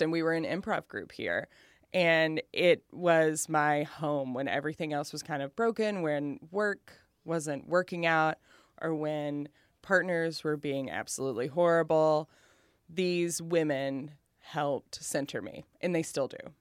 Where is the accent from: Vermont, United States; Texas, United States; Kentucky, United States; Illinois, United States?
Kentucky, United States; Appalachia; moved away as an adult; also born or lived in Lexington, Kentucky / Cincinnati, Ohio / New York; I will always be fat and Appalachian.